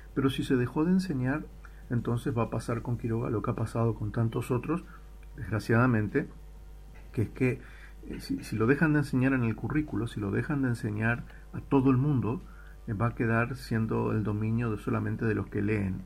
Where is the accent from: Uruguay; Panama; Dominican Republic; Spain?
Uruguay; moved away as an adult; me fui de, Uruguay y me fui de Latinoamérica hace más de 20 años.